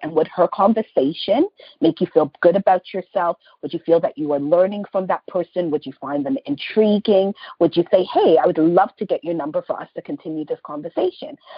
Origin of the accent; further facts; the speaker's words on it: Canada; especially as Black Canadian women